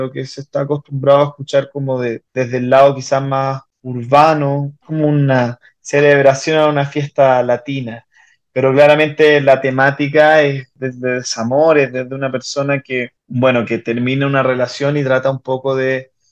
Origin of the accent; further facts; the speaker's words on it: Chile; now in Mexico; yo me vine de Chile a, México a desarrollar mi carrera musical y es un poco el que marca como el, eh, ese, ese antecedente.